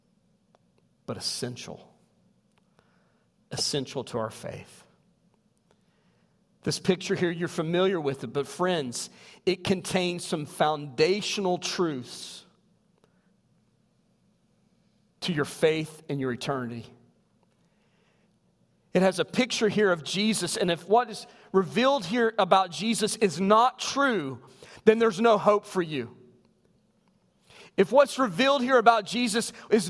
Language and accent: English; near East River Mountain, southern West Virginia, United States; born or raised there